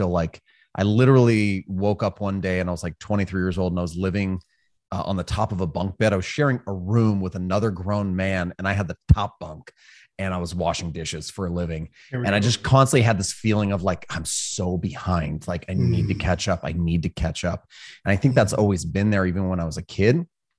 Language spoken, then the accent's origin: English; California, United States; also born or lived in Hawaii; So I grew up in Northern California, spent a lot of time in Hawaii, joined the Marine Corps.